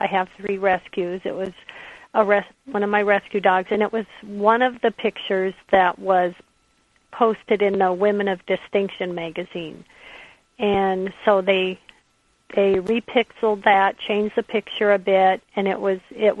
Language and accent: English; the Northwest, Pacific Northwest, United States; I'm from the Northwest